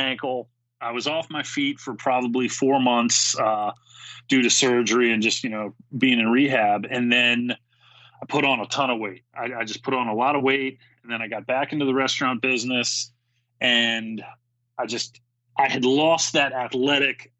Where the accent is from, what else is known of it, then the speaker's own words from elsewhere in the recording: Maryland, United States; I'm from the Maryland area